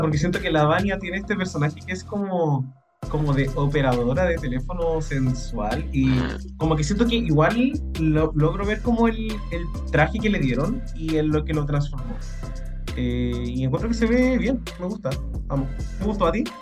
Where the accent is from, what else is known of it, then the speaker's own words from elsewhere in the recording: Chile; nosotros acá, al menos como chilenos